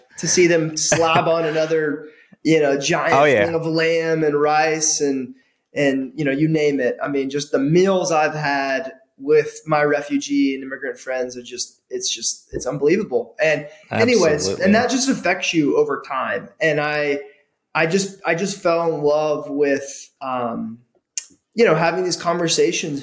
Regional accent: suburbs of Atlanta, near Clarkston, Georgia, United States; I grew up outside of Clarkston, just 15 minutes north of Clarkston, in the suburbs

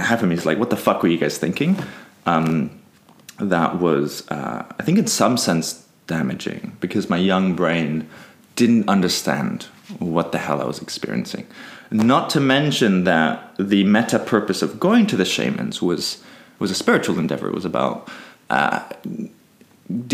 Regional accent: Peru; I grew up in Peru.

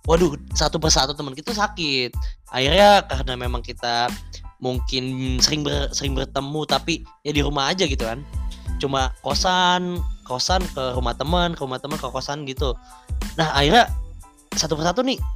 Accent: Bekasi, West Java, Indonesia; now in Semarang, Indonesia; Dan asal aku dari Bekasi. Bet saiki aku wis dari wong Tembalang.

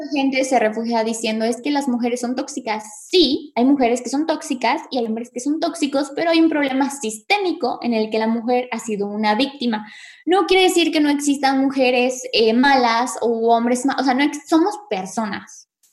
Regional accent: Mexico; nosotras somos mexicanas

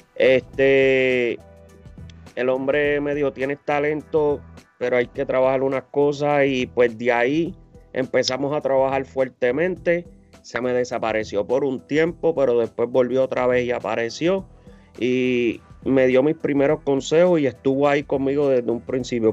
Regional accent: Humacao, Puerto Rico; now in United States; Soy de Macao

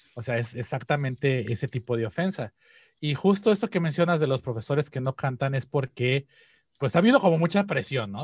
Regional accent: Mexico; now in Japan; desde la perspectiva como mexicano

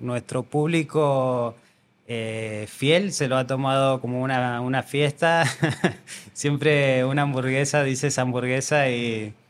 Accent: Argentina; now in Andorra; Yo soy argentino y tenemos una forma de ser muy, muy calurosa

